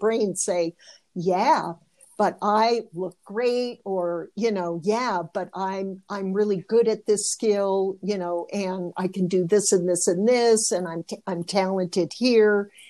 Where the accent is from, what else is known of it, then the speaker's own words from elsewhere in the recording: Michigan, United States; I did Michigan girls